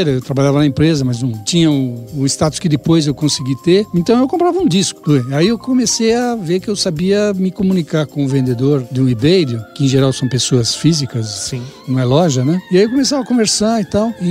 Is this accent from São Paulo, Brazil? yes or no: yes; São Paulo, Brazil; São Paulo.